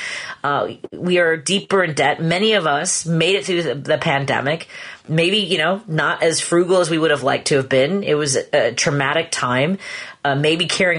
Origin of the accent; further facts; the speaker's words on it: Chicago, Illinois, United States; as a Chicagoan